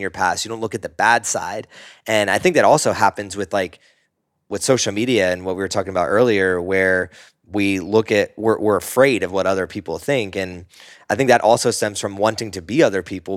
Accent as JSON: {"language": "English", "region": "Northeast", "country": "United States", "tie": "born or raised there", "said": "I grew up in the Northeast, very sports heavy culture"}